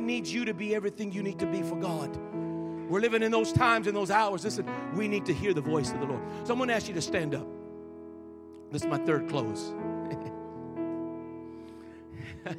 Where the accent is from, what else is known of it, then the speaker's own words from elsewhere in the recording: Colorado, United States; I'm born and raised in Colorado